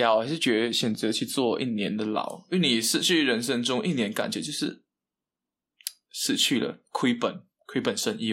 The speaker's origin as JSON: {"language": "Chinese", "town": "Kuching", "region": "Sarawak", "country": "Malaysia", "tie": "born or raised there", "said": "朋友也在这里啊，家人也在这里"}